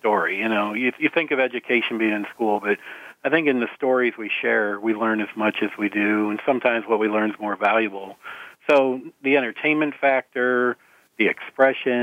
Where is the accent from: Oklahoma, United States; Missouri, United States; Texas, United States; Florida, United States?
Missouri, United States; St. Louis; I'm from St. Louis, and we grew up in Missouri